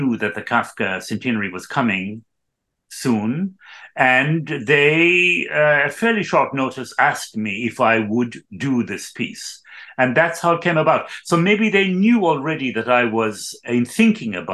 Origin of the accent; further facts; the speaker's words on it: Ireland; also born or lived in Cologne; I was born in Ireland in 1952